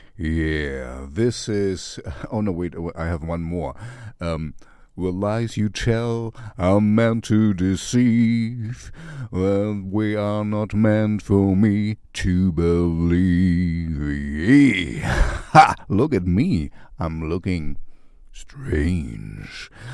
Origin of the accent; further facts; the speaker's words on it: East Germany, Germany; I grew up in East Germany, you know, behind the Iron Curtain, in the Russian zone